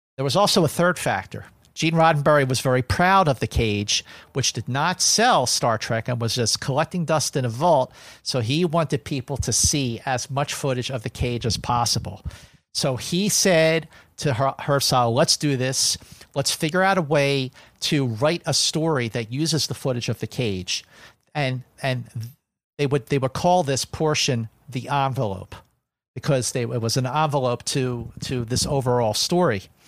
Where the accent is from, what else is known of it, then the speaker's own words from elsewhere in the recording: Philadelphia, Pennsylvania, United States; when I was growing up in Philadelphia